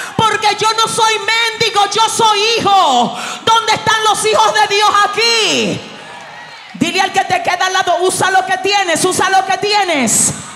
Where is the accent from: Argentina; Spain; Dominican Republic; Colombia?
Dominican Republic; Yo vengo desde República Dominicana